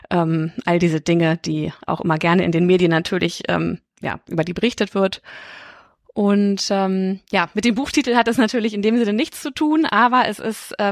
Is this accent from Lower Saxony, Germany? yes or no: yes; Hildesheim, Lower Saxony, Germany; moved away as an adult; also born or lived in Osnabrück / Düsseldorf; now in London, United Kingdom; ich komme also, aus Niedersachsen, also ich komme aus Hildesheim